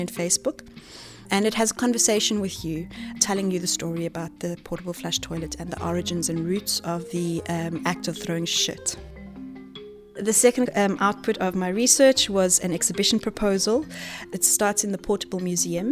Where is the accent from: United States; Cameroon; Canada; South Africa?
South Africa; moved away; I'm from South Africa